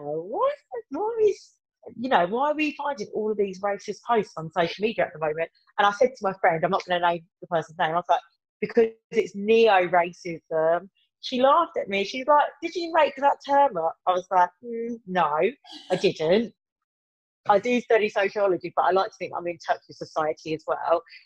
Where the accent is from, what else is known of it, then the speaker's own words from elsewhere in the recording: Birmingham, West Midlands, United Kingdom; accent: Brummie; my terrible Brummy accent